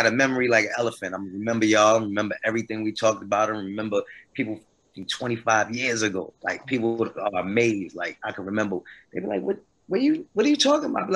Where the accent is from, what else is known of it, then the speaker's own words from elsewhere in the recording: New Jersey, United States; now in North Carolina, United States; I'm from Jersey